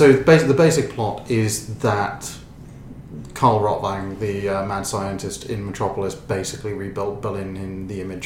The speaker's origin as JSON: {"language": "English", "country": "Ireland", "said": "we're Irish"}